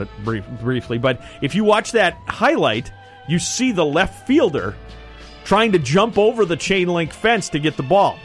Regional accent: Milwaukee, Wisconsin, United States; I grew up in the Milwaukee area

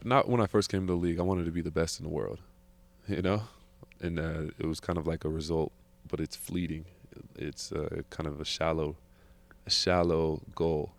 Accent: California, United States; I'm from California

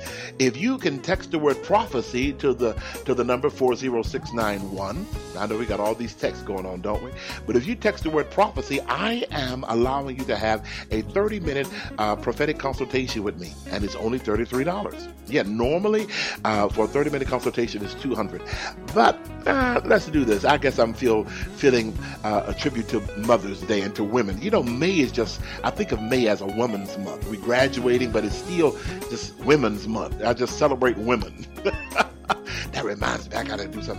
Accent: Houston, Texas, United States; now in California, United States; I come from Houston

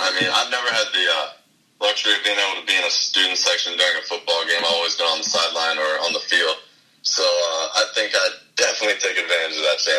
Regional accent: Dardenne Prairie, Missouri, United States; also born or lived in St. Louis / North Dakota; I was born here in St. Louis. {S3} Yeah. {S2} And I grew up in Darden Prairie.

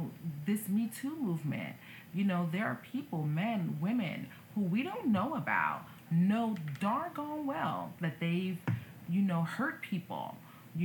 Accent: United States; as American citizens

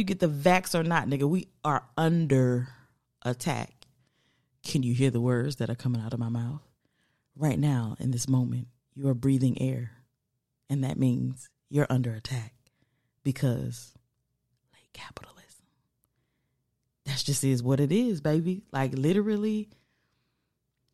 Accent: United States; I'm from America

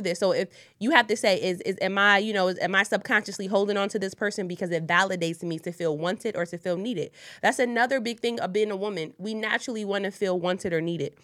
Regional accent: Wilmington, Delaware, United States; I'm from Wilmington, Delaware, born and raised, three oh two

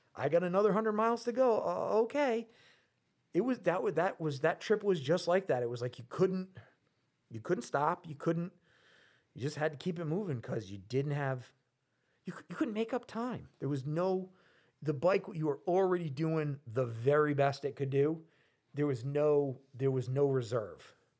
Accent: Rhode Island, United States; I'm from Rhode Island.

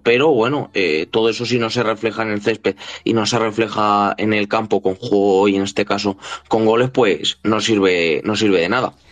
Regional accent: Cuenca, Castilla-La Mancha, Spain; un equipo de Cuenca, de mi tierra

